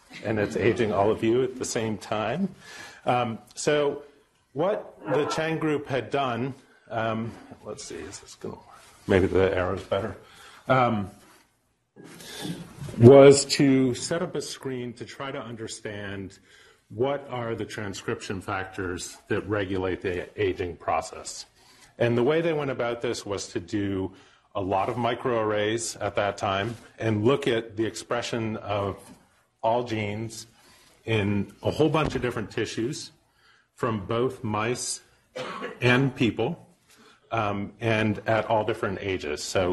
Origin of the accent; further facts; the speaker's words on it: Vermont, United States; also born or lived in Pennsylvania; I was born in Pennsylvania, but grew up in Vermont